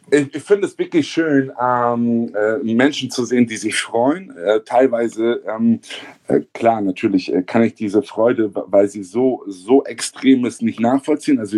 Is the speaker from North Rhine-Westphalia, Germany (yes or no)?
no; Hamburg, Germany; also born or lived in southern Germany; Ich bin original Hamburger. Ich bin in Hamburg aufgewachsen, ähm, geboren im Süden von Deutschland und ähm, bin aber eigentlich seitdem ich ein Jahr alt bin in Hamburg.